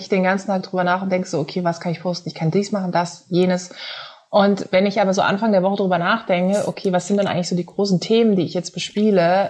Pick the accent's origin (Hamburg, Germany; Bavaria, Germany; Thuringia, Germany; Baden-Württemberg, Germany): Baden-Württemberg, Germany; Karlsruhe; moved away; komme ursprünglich aus Karlsruhe